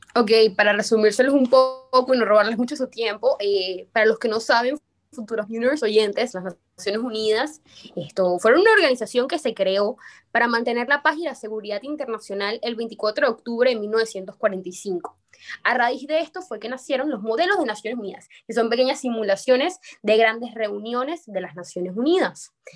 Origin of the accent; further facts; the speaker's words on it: Venezuela; now in Panama City, Panama; Soy venezolana, pero actualmente resido en la ciudad de Panamá.